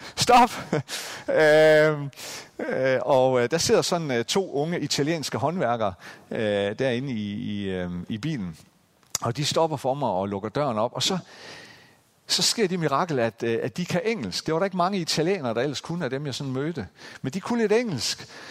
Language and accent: Danish; Central Jutland, Central Denmark Region, Denmark; den her lille bitte landsby i Midtjylland, hvor jeg voksede op